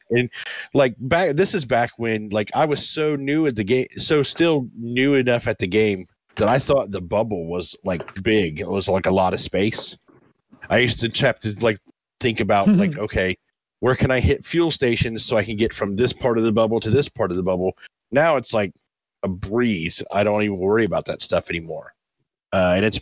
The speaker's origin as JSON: {"language": "English", "country": "United States", "said": "I'm American"}